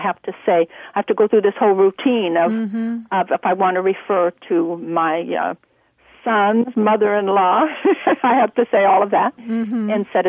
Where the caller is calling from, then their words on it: Imperial Beach, California, United States; also born or lived in Latin America; Hello, this is …. I'm calling from Imperial Beach with a question for you.